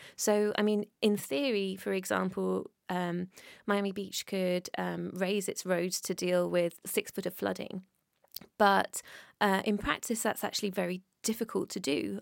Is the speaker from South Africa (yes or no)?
no; United Kingdom; I'm British